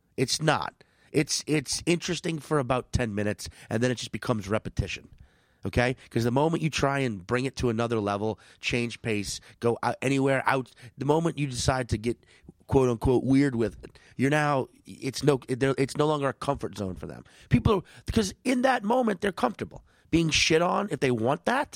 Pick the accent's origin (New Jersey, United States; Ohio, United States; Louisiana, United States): Louisiana, United States; New Orleans; moved away; New Orleans, my hometown